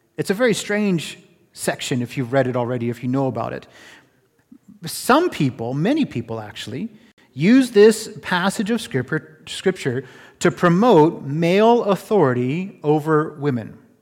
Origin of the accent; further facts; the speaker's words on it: Florida, United States; also born or lived in California; now in Canada; I'm from Florida, and I also spend a little bit of time in California